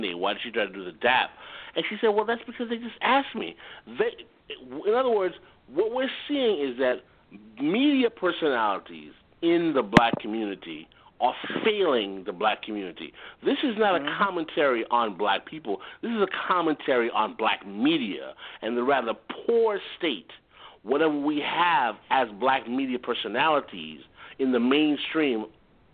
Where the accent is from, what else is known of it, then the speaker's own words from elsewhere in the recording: New York, United States; I'm from New York